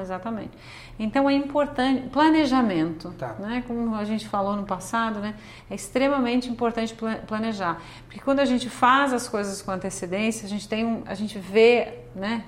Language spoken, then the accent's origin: Portuguese; Brazil; moved away as an adult; now in Canada